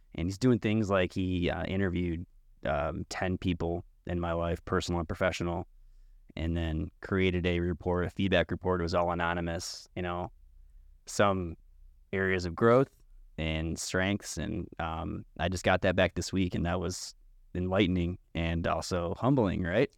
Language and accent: English; New York, United States; I'm from New York, and I run.